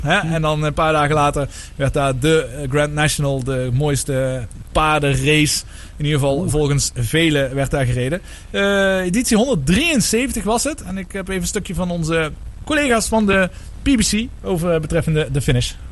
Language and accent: Dutch; Netherlands; als Nederlanders